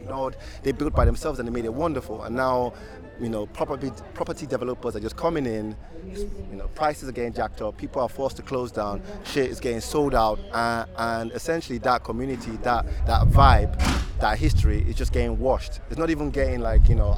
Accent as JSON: {"language": "English", "region": "London", "country": "United Kingdom", "tie": "born or raised there", "also_born_or_lived": "Muswell Hill", "said": "I was born and bred in Hackney"}